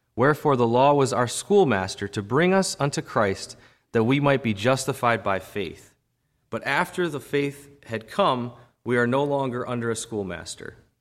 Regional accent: United States

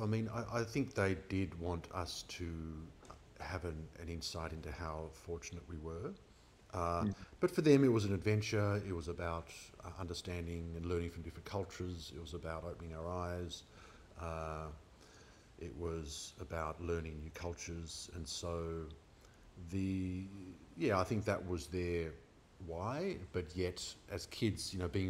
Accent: Melbourne, Victoria, Australia; also born or lived in Asia; I was born in Melbourne

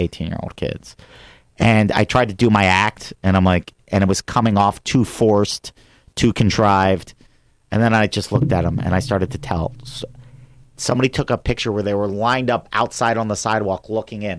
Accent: Philadelphia, Pennsylvania, United States; moved away as an adult; now in Sherman Oaks, United States

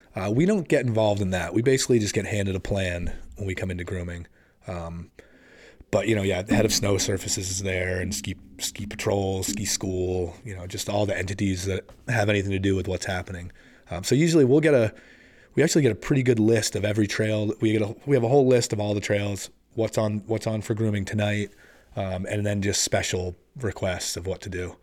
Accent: Massachusetts, United States; moved away as an adult; also born or lived in San Diego, California; now in Vermont, United States; I only spent my real early childhood there, and then we ended up moving back, uh, to Massachusetts, and then eventually I moved up

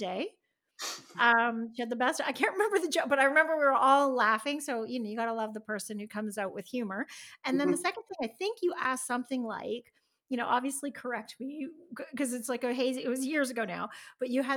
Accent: Canada; I'm Canadian

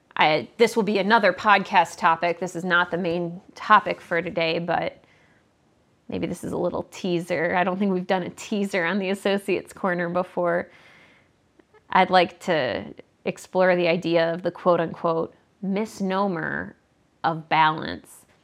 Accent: Midwest, United States; I'm from the Midwest

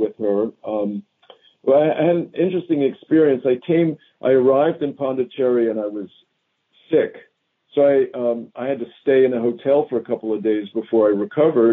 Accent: Philadelphia, Pennsylvania, United States; moved away; I grew up in Philadelphia.

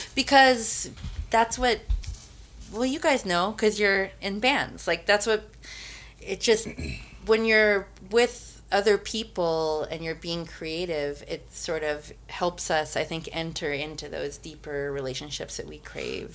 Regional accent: Missoula, Montana, United States; also born or lived in Albuquerque, New Mexico; I grew up in Missoula, Schaefer's Market on the north side

